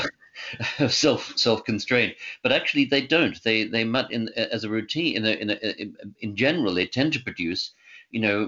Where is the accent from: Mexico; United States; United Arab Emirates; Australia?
Australia; moved away; I grew up in Australia